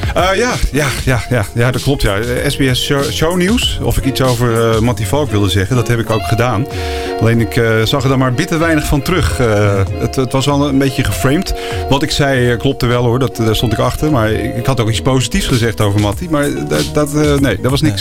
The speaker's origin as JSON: {"language": "Dutch", "country": "Netherlands", "said": "als Nederlandse"}